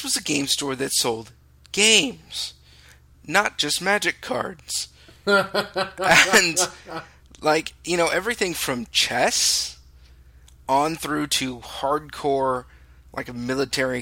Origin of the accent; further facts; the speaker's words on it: California, United States; also born or lived in Texas; I'm a Californian